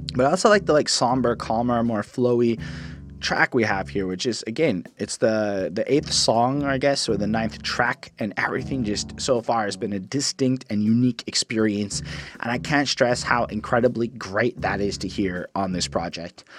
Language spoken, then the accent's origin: English; Canada; I'm a Canadian liberal